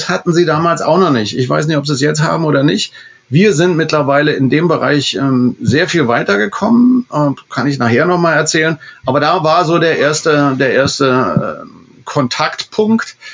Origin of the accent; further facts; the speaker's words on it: Berlin, Germany; Ich kenne als Berliner jeden